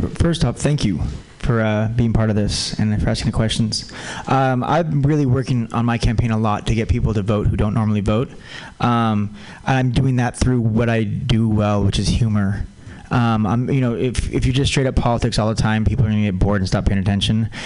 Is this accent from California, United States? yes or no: yes; California, United States; also born or lived in Santa Cruz, California; now in San Francisco, United States; I also grew up on the border and I also went to Santa Cruz. Uh, so I'm, I'm a Californian